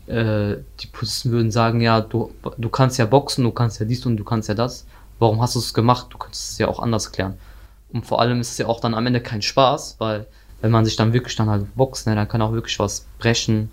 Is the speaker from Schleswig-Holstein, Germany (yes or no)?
no; North Rhine-Westphalia, Germany; Ich komme aus Nordrhein-Westfalen